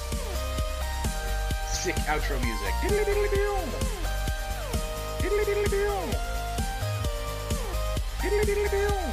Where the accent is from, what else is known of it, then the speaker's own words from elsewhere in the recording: United States; I'm so used to being an American